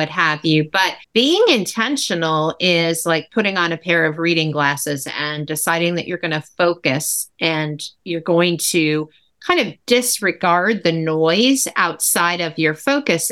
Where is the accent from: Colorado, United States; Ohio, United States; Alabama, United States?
Ohio, United States; that's my home state. I'm in Cleveland